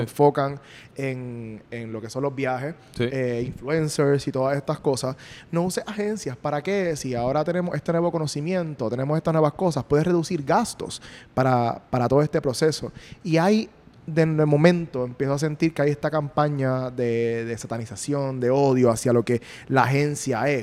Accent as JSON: {"language": "Spanish", "country": "Puerto Rico", "said": "yo soy puertorriqueño"}